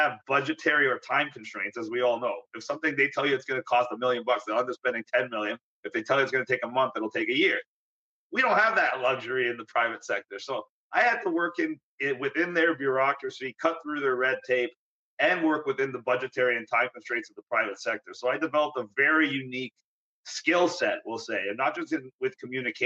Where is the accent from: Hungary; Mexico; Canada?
Canada; Vaughan, Ontario; also born or lived in North York, Ontario; I was born in North York, Ontario. That's a suburb of Toronto. I was born basically at Jane and Finch, which people of the area now know is not a very nice area, kind of a rough area. But then I grew up in Woodbridge, Vaughan area